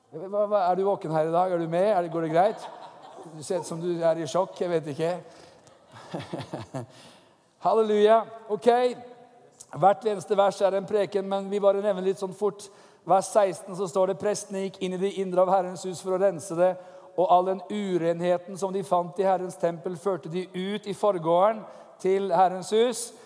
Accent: Norway; som nordmann

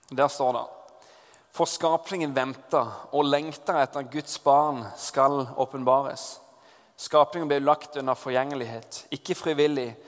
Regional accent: Southwestern Norway, Norway; moved away; Da jeg har vokst opp på Sør-Vestlandet, og der på en gård

